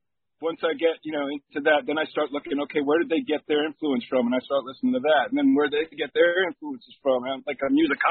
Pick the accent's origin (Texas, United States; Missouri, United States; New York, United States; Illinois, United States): New York, United States; New Rochelle; also born or lived in Yonkers, New York; I spent most of my time growing up in New Rochelle, but I did spend my first 6 years in Yonkers when I was a little kid